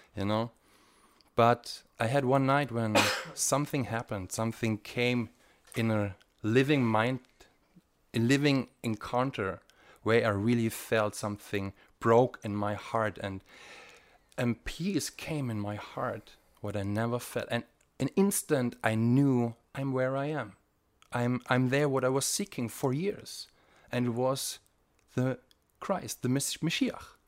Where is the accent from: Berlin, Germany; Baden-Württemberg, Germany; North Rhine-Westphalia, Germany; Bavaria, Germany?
Bavaria, Germany; moved away as an adult; also born or lived in East Germany; now in Tiberias, Israel; I grew up in, uh, Bavaria